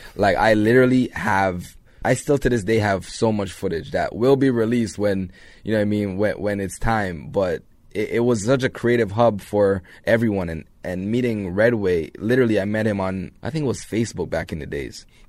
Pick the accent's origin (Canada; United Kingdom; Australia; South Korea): Canada; Toronto, Ontario; also born or lived in Jamaica; Grew up in Jane and Finch